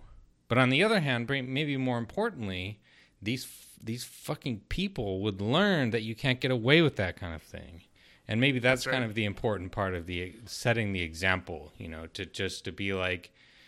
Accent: Southwest, United States; in the Southwest.

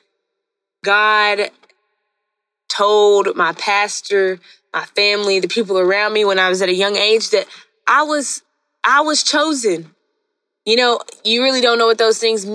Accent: Hot Springs, Arkansas, United States; moved away; also born or lived in Mountain Pine, Arkansas; At this time, I'm in Hot Springs, no longer Mountain Pine, but Hot Springs

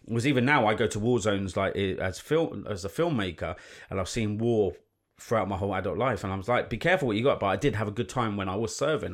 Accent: London, United Kingdom; I grew up in London, um, in central London, and moved to North London

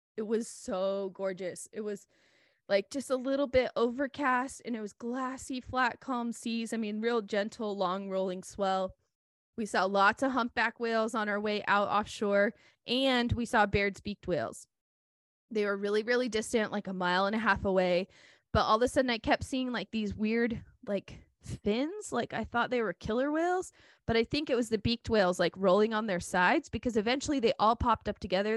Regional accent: Oregon, United States; I grew up here in Oregon

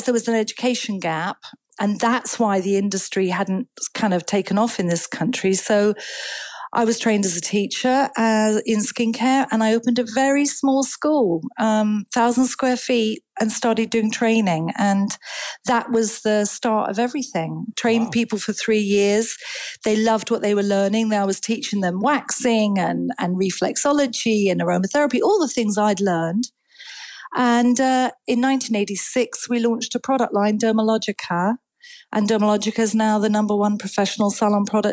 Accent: Edinburgh, Scotland, United Kingdom; I was born in Edinburgh

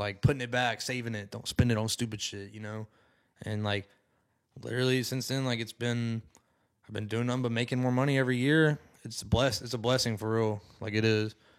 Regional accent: Decatur, Alabama, United States; moved away as an adult; I'm originally from Decatur

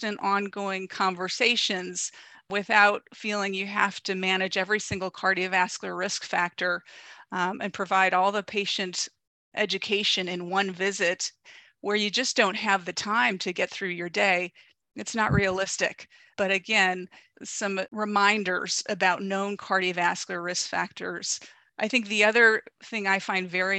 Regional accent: Ohio, United States; now in Southern California, United States; I'm from the Midwest. I know beef and potatoes. Grew up in Ohio.

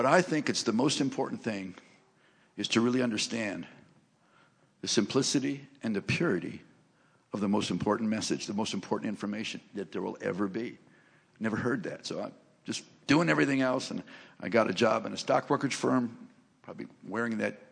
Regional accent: Cleveland, Ohio, United States; I grew up in Cleveland, Ohio

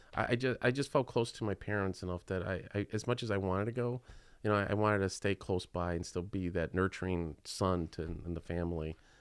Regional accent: Chicago, Illinois, United States; I was born right here in Chi Town

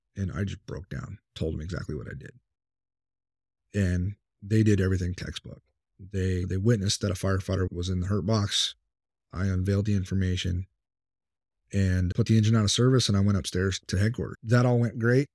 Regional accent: Temecula, California, United States; moved away as an adult; now in Virginia, United States; I've got a buddy of mine that does live out here that I grew up with in California

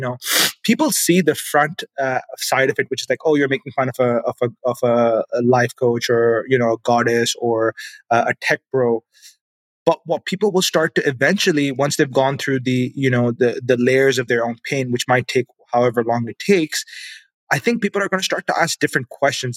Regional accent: Pakistan; moved away as an adult; now in Canada; I grew up in Pakistan

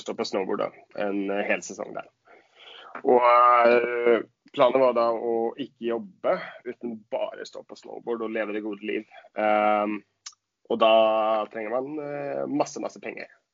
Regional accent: Sweden; Norwegian is a second language; moved away as an adult; now in Oslo, Norway; jeg er svensk

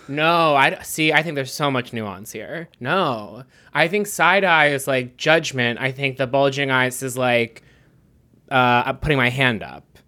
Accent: Pittsburgh, Pennsylvania, United States; I'm from Pittsburgh, and my grandmother would say, "Whooshing machine?"

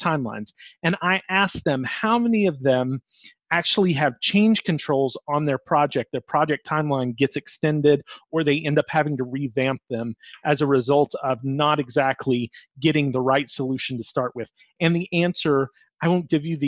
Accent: the South, United States; We're from the South

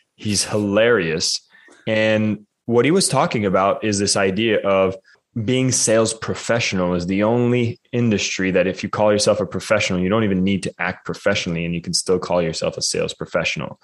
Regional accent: Canada; as a Canadian

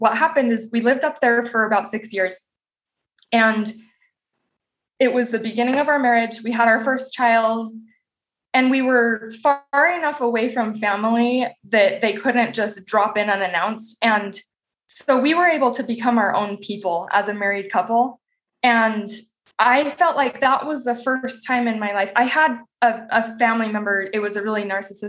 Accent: Southeast Idaho, United States; moved away; also born or lived in Rexburg, Idaho; I had never lived outside of Southeast Idaho

